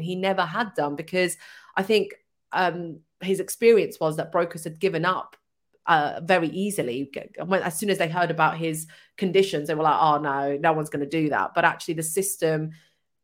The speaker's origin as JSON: {"language": "English", "town": "Hitchin", "region": "East of England", "country": "United Kingdom", "said": "I'm from Hitchin."}